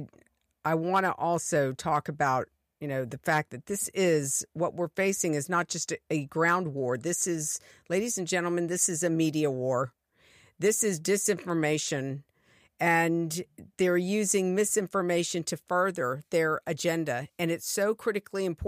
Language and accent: English; United States; as an American